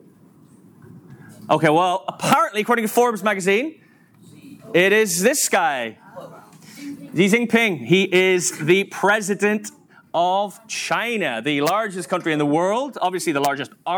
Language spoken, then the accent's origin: English; Northern Ireland, United Kingdom; moved away as an adult; now in Manchester, United Kingdom; I'm from Northern Ireland, you may have worked it out from my accent, moved across to England 15 years ago, 2008